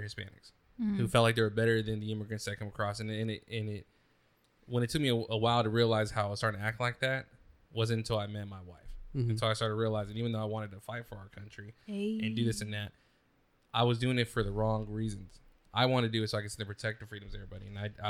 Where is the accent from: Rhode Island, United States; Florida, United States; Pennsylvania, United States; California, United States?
California, United States; Oakdale; I grew up in a very racially you know, motivated area. You know, I grew up in Oakdale.